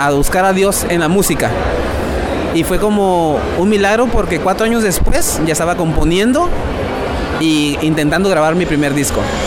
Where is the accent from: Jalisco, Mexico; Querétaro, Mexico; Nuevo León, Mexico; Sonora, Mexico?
Sonora, Mexico; soy del norte de México, un lugar, un estado llamado Sonora, eh, frontera con Estados Unidos